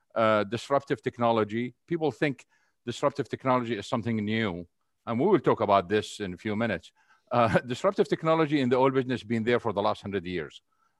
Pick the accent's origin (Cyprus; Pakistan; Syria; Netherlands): Syria; moved away as an adult; also born or lived in Saudi Arabia; now in United States; I was raised basically in Syria and Saudi Arabia. And then I moved into the United States over 30 years ago. I came in here after I finished college.